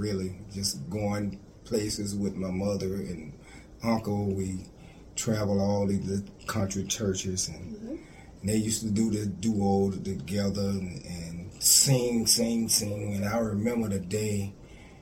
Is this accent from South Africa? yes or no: no; Texas, Mississippi, United States; I'm from Texas, Mississippi